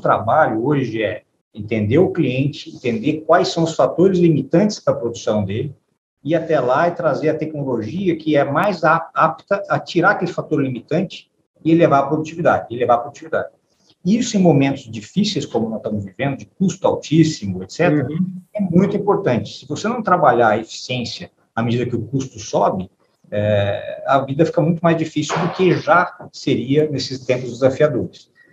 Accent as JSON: {"language": "Portuguese", "town": "São José do Rio Preto", "region": "São Paulo", "country": "Brazil", "tie": "born or raised there", "said": "eu venho de uma família de São José do Rio Preto, nasci, nasci em São José do Rio Preto"}